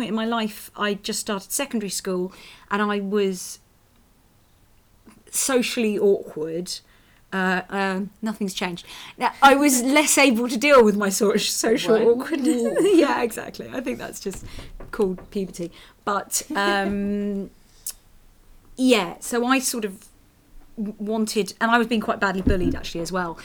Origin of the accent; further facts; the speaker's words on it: London, United Kingdom; I grew up in London